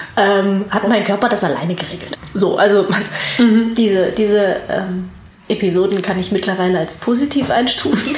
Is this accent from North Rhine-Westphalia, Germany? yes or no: yes; Wuppertal, North Rhine-Westphalia, Germany; also born or lived in Hamburg / Ireland; bin in Hamburg und Irland aufgewachsen und in Wuppertal zur Schule gegangen